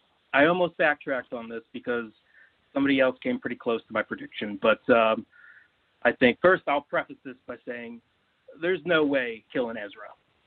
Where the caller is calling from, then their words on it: Pittsburgh, Pennsylvania, United States; from Pittsburgh, PA.